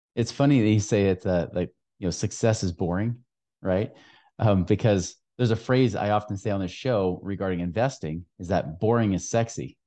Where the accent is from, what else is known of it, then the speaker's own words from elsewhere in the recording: Oregon, United States; moved away; my home state